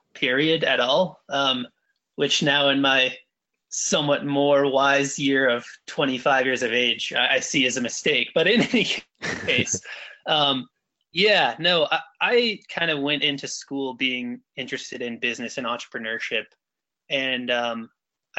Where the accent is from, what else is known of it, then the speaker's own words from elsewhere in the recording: Colorado, United States; I am from Colorado. I was born in Colorado and I still live here in Denver